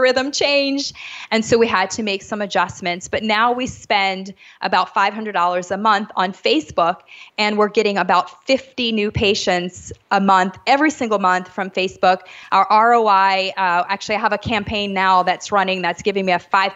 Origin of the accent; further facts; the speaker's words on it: New Orleans, Louisiana, United States; moved away as an adult; now in Jamaica; I'm actually from New Orleans. So I grew up in the States, but I am actually currently living in Jamaica